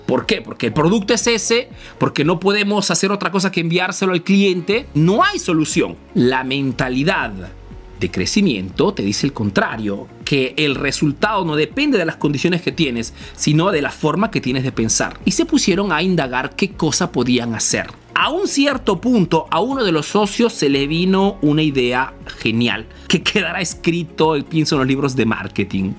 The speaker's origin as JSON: {"language": "Spanish", "country": "Peru", "moved": "yes", "lives_now": "Italy"}